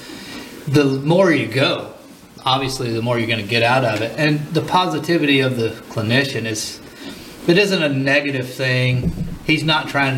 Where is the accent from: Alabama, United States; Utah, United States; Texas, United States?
Alabama, United States; Helena; my hometown is Helena, Alabama